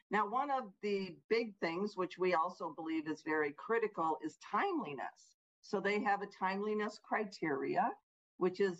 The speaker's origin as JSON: {"language": "English", "region": "Illinois", "country": "United States", "said": "like my home state of Illinois."}